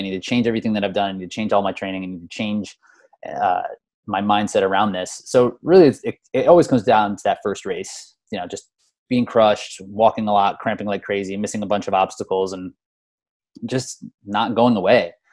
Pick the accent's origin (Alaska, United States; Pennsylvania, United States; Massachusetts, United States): Pennsylvania, United States; Easton; moved away as an adult; now in Philadelphia, United States; I grew up in Easton. I live in Philadelphia right now, but I went to Easton High School and grew up in Easton